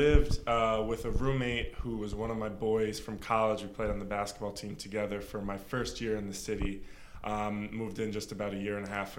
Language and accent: English; Westchester County, New York, United States; also born or lived in Connecticut; now in New York City, United States; Yeah, man. I grew up in Westchester County. I now work at ExecuSearch, which is where Kev works. I went to a small school.